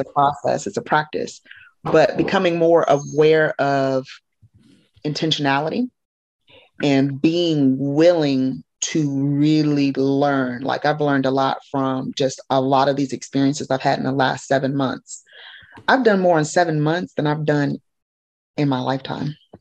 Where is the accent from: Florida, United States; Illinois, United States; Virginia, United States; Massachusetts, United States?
Illinois, United States; Normal; also born or lived in Chicago, Illinois; I spent a good amount of time in Normal. That's where I graduated high school.